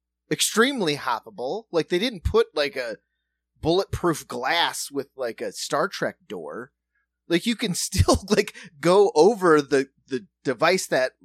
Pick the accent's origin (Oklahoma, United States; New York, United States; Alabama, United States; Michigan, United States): New York, United States; I'm a New Yorker at heart still.